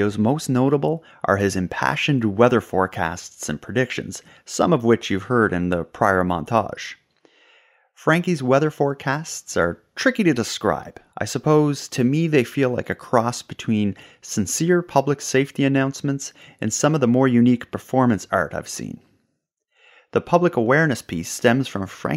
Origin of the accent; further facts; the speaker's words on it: Sydney, Nova Scotia, Canada; moved away as an adult; now in Halifax, Canada; home still refers to Sydney, the small town I grew up in on the beautiful but economically depressed island of Cape Breton